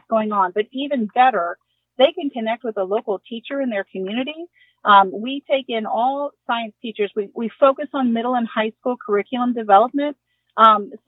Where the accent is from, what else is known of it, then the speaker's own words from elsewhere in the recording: Ohio, United States; I'm from Ohio